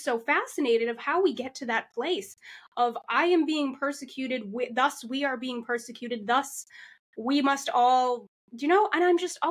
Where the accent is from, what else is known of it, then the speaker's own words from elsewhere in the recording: Massachusetts, United States; I grew up in the Massachusetts foster care system